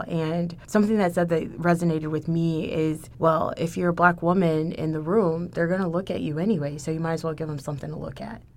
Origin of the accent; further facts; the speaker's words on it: Houston, Texas, United States; moved away as an adult; now in Ithaca, United States; I'm from Houston